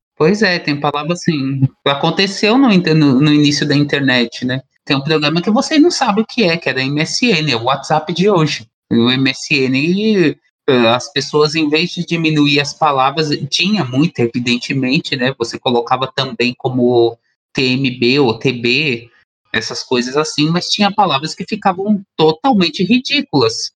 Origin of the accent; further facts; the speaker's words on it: Brazil; nós enquanto brasileiros